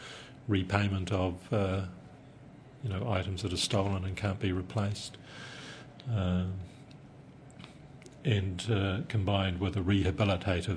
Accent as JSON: {"language": "English", "region": "Taranaki", "country": "New Zealand", "said": "I'm from Taranaki"}